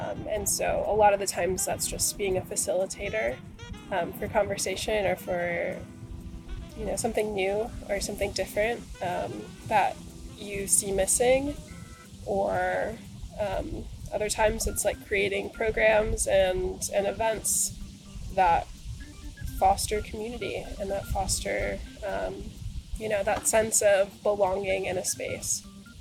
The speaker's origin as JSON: {"language": "English", "town": "Minneapolis", "region": "Minnesota", "country": "United States", "moved": "as an adult", "lives_now": "Portland, United States", "said": "I am from Minneapolis, Minnesota, and I moved to Portland about 4 years ago"}